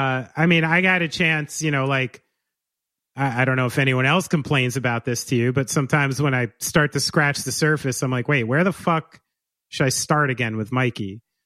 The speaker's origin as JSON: {"language": "English", "region": "New Jersey", "country": "United States", "said": "I'm from here. I'm from New Jersey."}